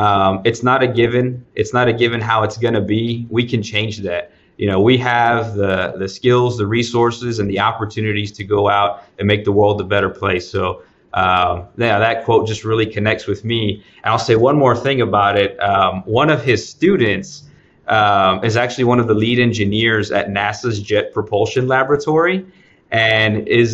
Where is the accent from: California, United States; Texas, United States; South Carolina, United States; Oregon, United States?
Texas, United States; Dallas; I'm from Dallas. I'm born and raised in South Oak Cliff.